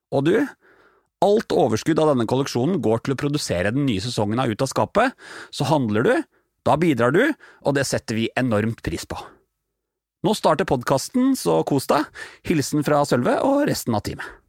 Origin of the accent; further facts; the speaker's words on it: Norway; jeg som nordmann